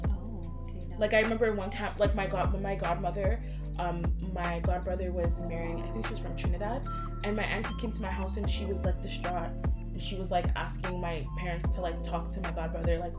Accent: Ghana; now in Canada; I can say like yeah I'm from Ghana.

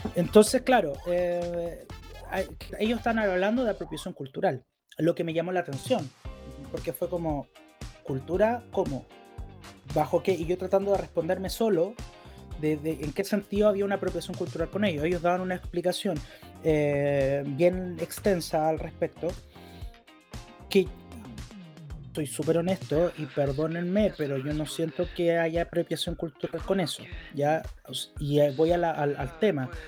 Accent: Chile; soy chileno

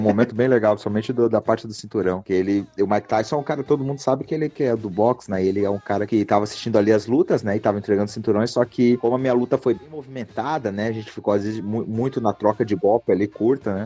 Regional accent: Joinville, Santa Catarina, Brazil; moved away as an adult; now in United States; sou lá de Joinville, Santa Catarina

